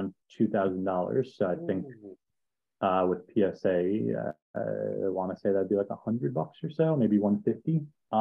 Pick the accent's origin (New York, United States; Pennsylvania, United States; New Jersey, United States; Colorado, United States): New York, United States; I grew up in New York